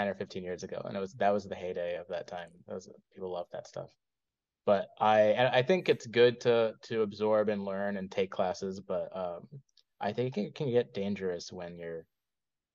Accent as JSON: {"language": "English", "town": "Rochester", "region": "New York", "country": "United States", "also_born_or_lived": "Ithaca, New York", "moved": "yes", "said": "I'm from Rochester, New York, which is not too far from Ithaca. And I went back home with my degree"}